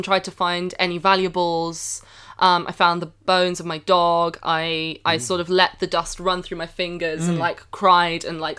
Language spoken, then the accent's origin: English; United States; And I'm American.